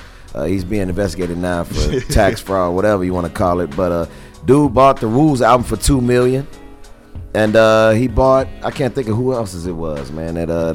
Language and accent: English; Chicago, Illinois, United States; I'm Chicagoan, born and raised